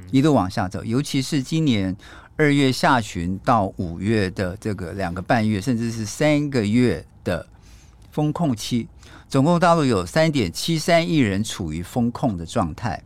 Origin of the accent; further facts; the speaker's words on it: Taiwan; 我是一个台湾人